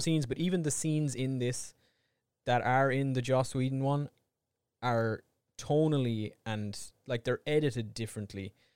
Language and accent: English; Ireland; we're Irish